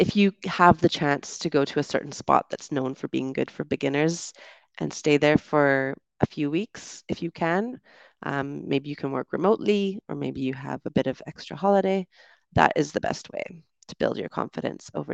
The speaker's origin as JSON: {"language": "English", "country": "Canada", "also_born_or_lived": "United Kingdom", "moved": "yes", "said": "It might be my accent. I'm from Canada, and so we do tend to enunciate a bit more, I think."}